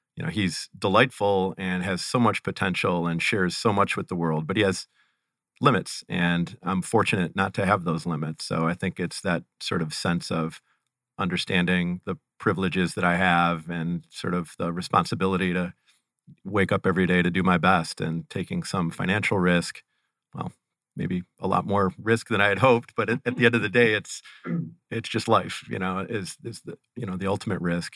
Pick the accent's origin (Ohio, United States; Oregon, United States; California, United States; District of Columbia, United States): Ohio, United States; Cleveland; I am born and raised and currently reside near Cleveland, Ohio